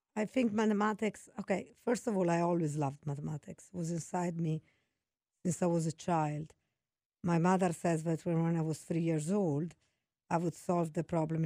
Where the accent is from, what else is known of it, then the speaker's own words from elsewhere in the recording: Venice, Veneto, Italy; English is a second language; moved away as an adult; also born or lived in Florence; now in United States; I'm from Italy. I was born in Florence. I grew up in Venice, such a beautiful city in Italy